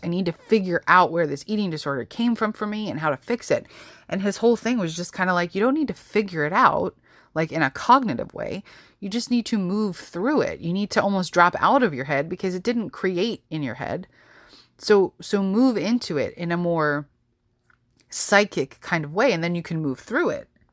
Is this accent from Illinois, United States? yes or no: no; New York, United States; growing up in New York